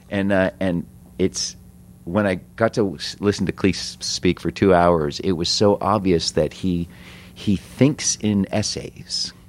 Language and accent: English; United States; we're American